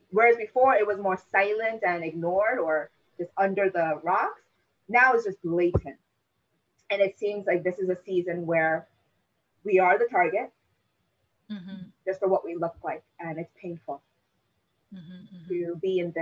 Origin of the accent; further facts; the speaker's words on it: United States; I am born in this country